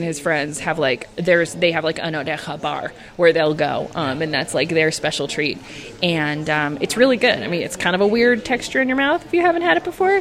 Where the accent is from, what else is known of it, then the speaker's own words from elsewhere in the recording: United States; moved away as an adult; now in Spain; I grew up in the United States where our food is so separated from what it originally is